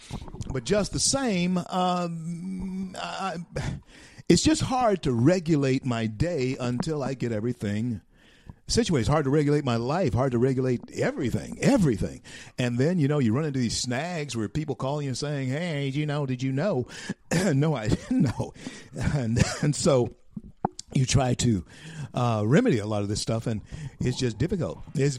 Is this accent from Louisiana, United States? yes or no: yes; Shreveport, Louisiana, United States; Used to do radio in Shreveport, my hometown, over Keel, the same station that I started on radio many years ago now.